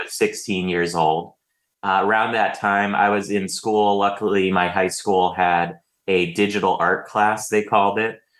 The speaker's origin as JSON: {"language": "English", "area": "Bay Area, Silicon Valley", "region": "California", "country": "United States", "tie": "born or raised there", "moved": "as an adult", "lives_now": "Los Angeles, United States", "said": "I moved down here for college, but I grew up in the Bay Area, in the Silicon Valley."}